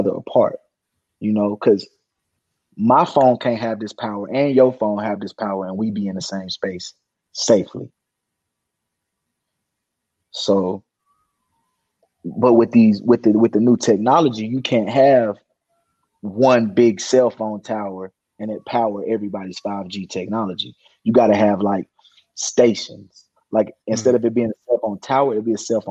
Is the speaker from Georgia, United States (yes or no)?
no; South Pittsburg, Tennessee, United States; I came from South Pittsburgh, Tennessee, USA.